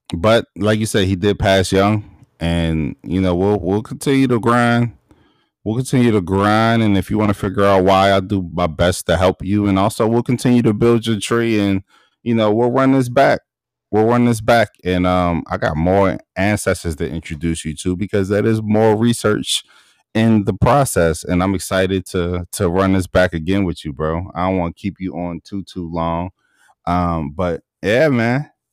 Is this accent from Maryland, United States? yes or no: yes; Baltimore, Maryland, United States; I'm from Baltimore